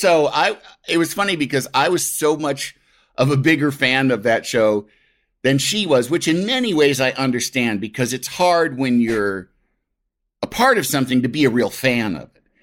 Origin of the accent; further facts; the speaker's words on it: Midwest, United States; as a Midwesterner